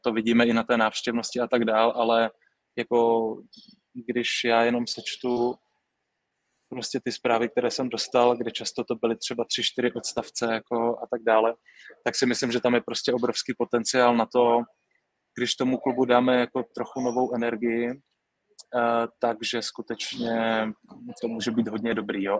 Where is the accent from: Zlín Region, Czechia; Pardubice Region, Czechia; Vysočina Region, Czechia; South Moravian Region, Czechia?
South Moravian Region, Czechia; Brno; Já, já z Brna jsem, já z Brna jsem, vím, jak to tam funguje